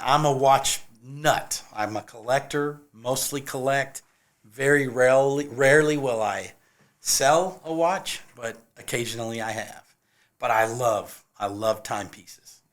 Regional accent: California, United States; also born or lived in Nashville, Tennessee; now in Columbia, South Carolina, United States; I am originally from California

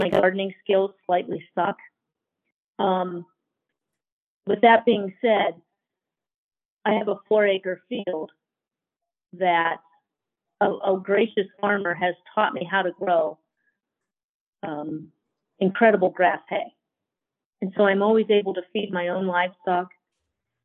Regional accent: Pennsylvania, United States; moved away as an adult; also born or lived in Idaho; now in Emmett, Idaho, United States; I grew up in Pennsylvania

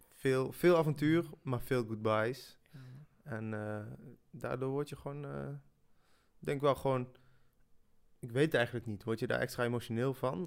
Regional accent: Netherlands; first language French; Dutch is a second language; also born or lived in Switzerland; ik ben in Zwitserland geboren en kwam op mijn zesde, toen werd ik net zeven, eh, in Nederland

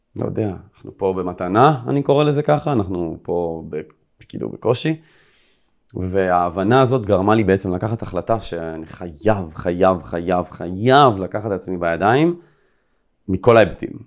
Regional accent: Rishon LeZion, Central District, Israel; also born or lived in Herzliya; הייתי גר במערב ראשון, כל החברים שלי היו גרים במזרח, אני עברתי מהרצליה לראשון לציון

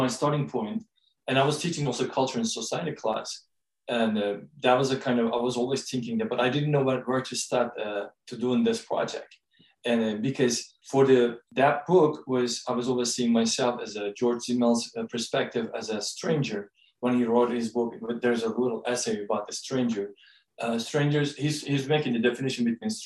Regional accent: Istanbul, Turkey; English is a second language; moved away as an adult; now in Odessa, United States; I am from Turkey. I was grown and raised in Istanbul.

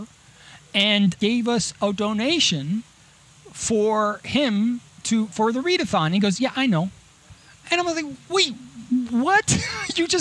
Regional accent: Miami, Florida, United States; now in Los Angeles, United States; I grew up in Miami

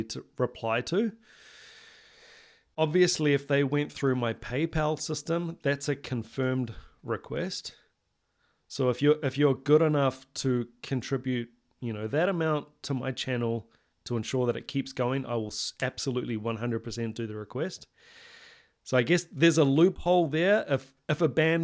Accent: New Zealand; Coming, you know, from somewhere like New Zealand, which is very small

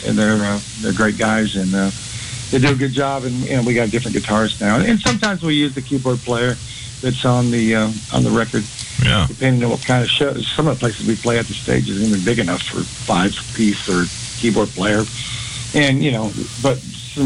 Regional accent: Columbus, Ohio, United States; moved away; also born or lived in Houston, Texas; right outside of Columbus, Ohio

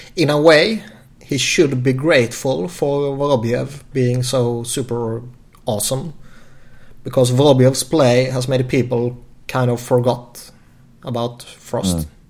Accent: Sweden; born or raised there

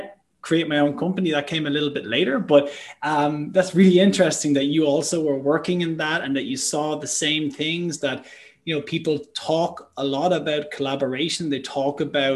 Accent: Ireland; I'm Irish

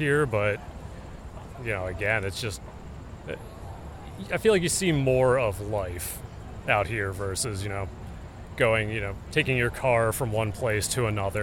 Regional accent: Lancaster County, Pennsylvania, United States; now in Philadelphia, United States; I'm from Lancaster County originally

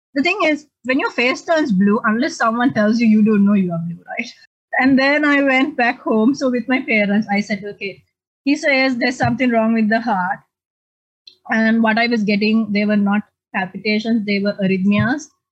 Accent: Sri Lanka; also born or lived in Australia; now in Arlington, United States; I'm originally from Sri Lanka

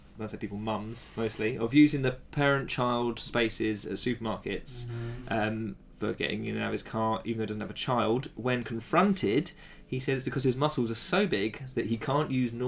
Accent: United Kingdom; I am British

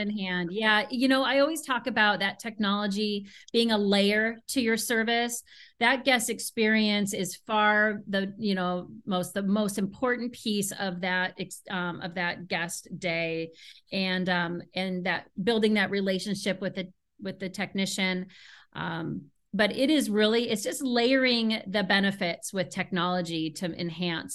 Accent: Seattle, Washington, United States; now in Chicago, United States; I'm originally from Seattle

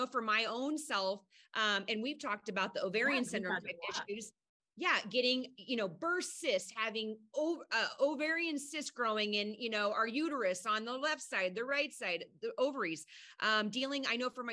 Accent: Midwest, United States; I'm from the Midwest.

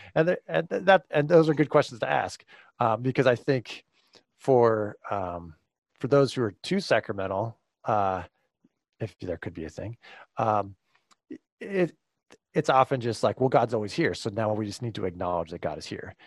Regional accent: California, United States; moved away as an adult; now in Grand Rapids, United States; I was born and raised in California

